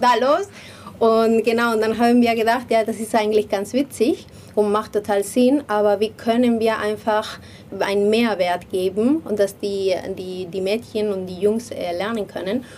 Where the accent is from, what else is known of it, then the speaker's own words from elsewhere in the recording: Madrid, Community of Madrid, Spain; moved away; ich komme aus, aus Madrid